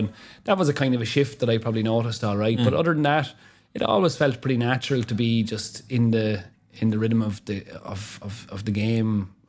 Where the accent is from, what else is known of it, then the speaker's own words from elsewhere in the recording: Wexford, Leinster, Ireland; the area that I grew up in Wexford when I was, you know, I don't know, 7, 8, 9, 10.